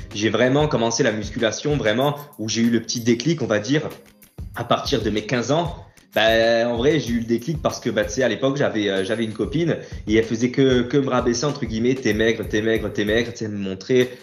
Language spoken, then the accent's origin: French; Ajaccio, Corsica, France; je suis né à Ajaccio et j'ai grandi en Corse. Euh, voilà, j'ai toujours vécu en Corse sur Ajaccio.